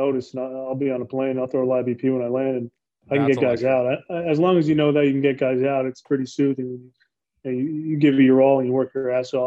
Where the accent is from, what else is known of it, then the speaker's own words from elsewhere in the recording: New Jersey, United States; I grew up a mile from New York. I'm from New Jersey